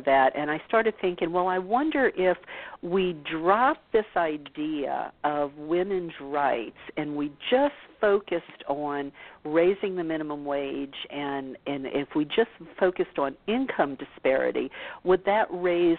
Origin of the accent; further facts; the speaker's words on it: the South, United States; growing up in the South